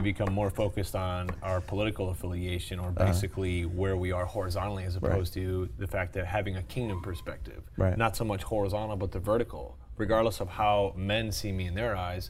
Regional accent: United States; I'm an American Christian.

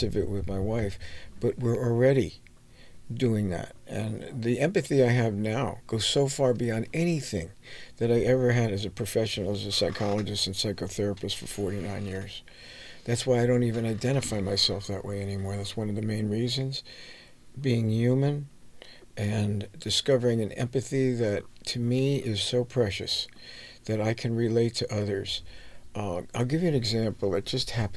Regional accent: United States; also born or lived in New York; I grew up in New Jersey and New York

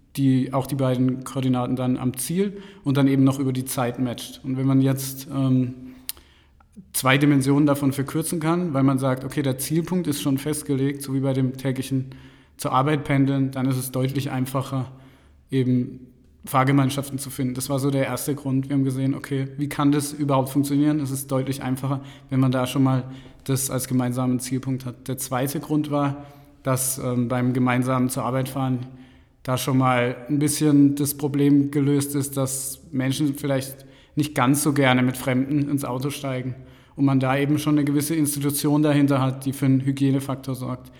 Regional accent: Karlsruhe, Baden-Württemberg, Germany; moved away as an adult; also born or lived in Mannheim; now in Munich, Germany; Ursprünglich komme ich aus Baden-Württemberg, aus Karlsruhe

